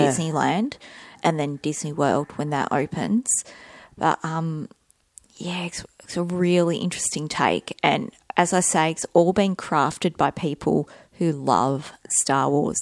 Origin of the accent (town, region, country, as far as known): Australia